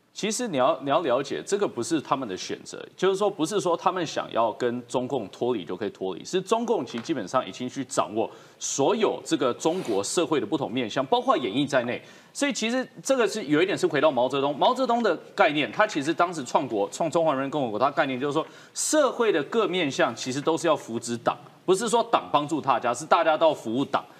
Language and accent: Chinese; Taiwan; 从我们台湾人自己的价值来说